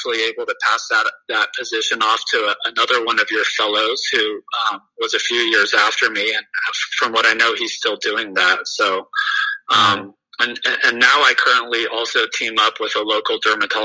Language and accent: English; Southern California, United States; So I grew up in Southern California, went to medical school at UC Irvine